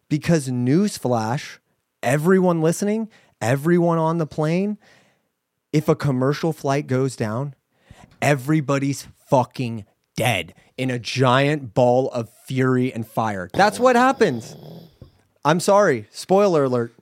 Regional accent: United States; We're American.

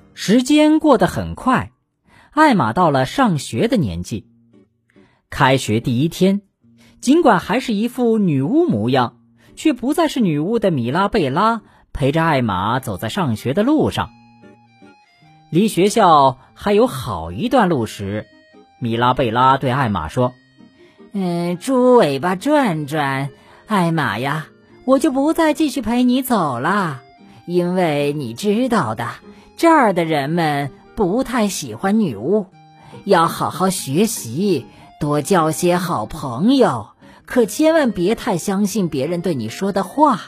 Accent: China; 我们中国人的眼珠啊，是黑色的

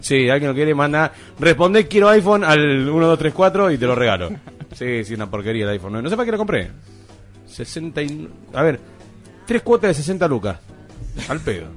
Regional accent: Argentina; nosotros, como argentinos

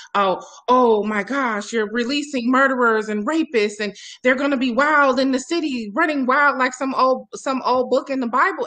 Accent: Milwaukee, Wisconsin, United States; my hometown of Milwaukee, uh, Wisconsin

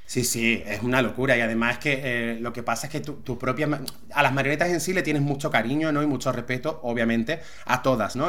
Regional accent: Algeciras, Andalusia, Spain; now in Málaga, Spain; Yo nací en Algeciras y nací en la Cruz Roja

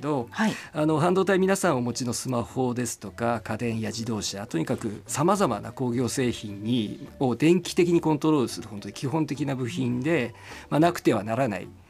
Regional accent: Tobetsu, Hokkaido, Japan; 私はあの札幌の隣町の東別町というところです。

